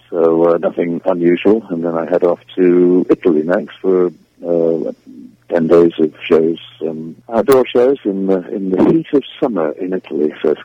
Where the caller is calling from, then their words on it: South West England, United Kingdom; I'm calling you from the West Country of England, where I'm currently doing